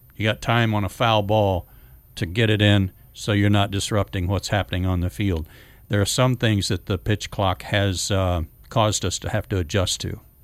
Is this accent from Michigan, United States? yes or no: no; Norman, Oklahoma, United States; moved away; I was, um, landlocked in Oklahoma